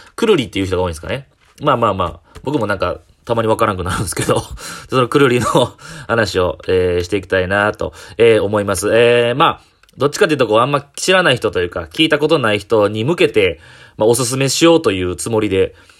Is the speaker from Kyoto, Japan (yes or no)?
yes; Kyoto, Japan; 僕、えー、地元が市場大宮なんですけど、その一駅隣なんで、市場カラスマって言うてくれるやんっていう僕、京都出身の僕